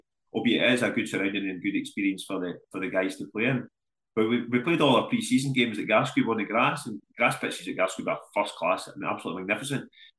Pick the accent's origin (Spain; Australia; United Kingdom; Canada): United Kingdom; Kilmarnock, Scotland; I'm originally from Kilmarnock, so I know the people who start the club